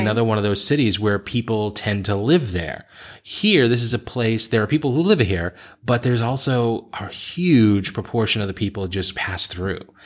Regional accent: Boston, Massachusetts, United States; moved away as an adult; also born or lived in Beijing; I left Boston, which is the place I grew up

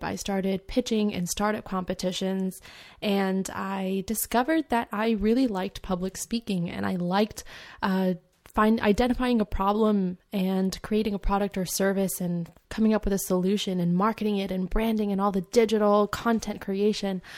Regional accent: California, United States; also born or lived in Edmonton, London, United Kingdom; My family, my mom, my dad, and I, we moved out here to California because of my dad's job relocation

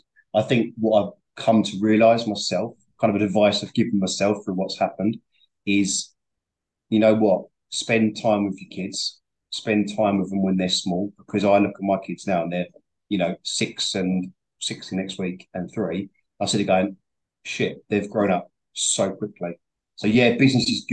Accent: London, United Kingdom; moved away as an adult; also born or lived in Tottenham; now in Essex, United Kingdom; I'm from Northeast London

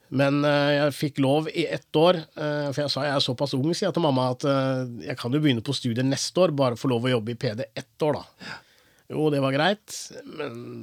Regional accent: Porsgrunn, Telemark, Norway; also born or lived in Chennai, India; jeg er jo, oppvokst i Porsgrunn

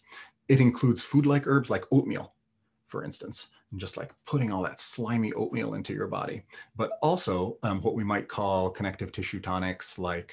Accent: Italy; also born or lived in Kansas City; now in Vermont, United States; I grew up in the Alps

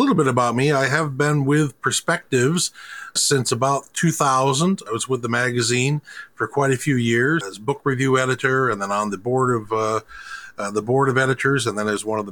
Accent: Ada, Michigan, United States; I grew up in Western Michigan, in Ada, Michigan. So I've been in this area for most of all of my life

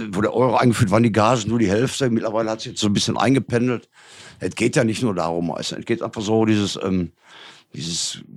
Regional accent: Gelsenkirchen, North Rhine-Westphalia, Germany; Ist, äh, für die ganze Region, wo ich herkomme, Gelsenkirchen, ist das schon, ist das schon geil auf jeden Fall.

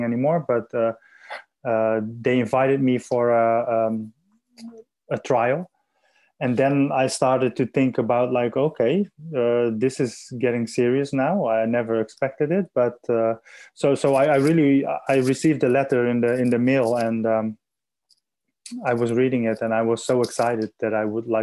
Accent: Assen, Drenthe, Netherlands; also born or lived in Adelaide; I'm in the Netherlands in my hometown of Assen

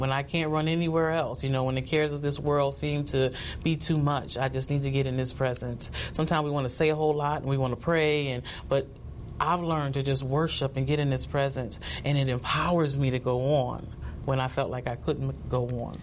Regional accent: New Jersey, United States; also born or lived in High Point, North Carolina; I was born in High Point, North Carolina and um, shortly after that, my parents moved to New Jersey

